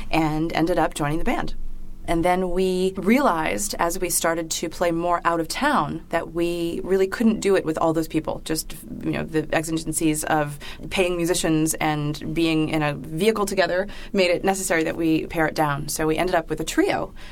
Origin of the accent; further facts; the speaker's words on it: Virginia, United States; I founded it when I came up here from Virginia